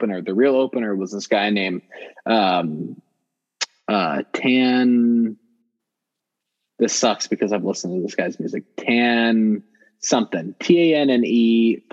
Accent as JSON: {"language": "English", "town": "Compton", "region": "California", "country": "United States", "tie": "born or raised there", "said": "growing up in Compton"}